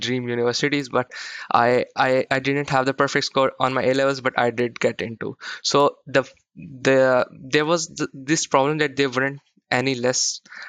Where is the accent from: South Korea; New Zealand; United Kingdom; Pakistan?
Pakistan; I'm from Pakistan.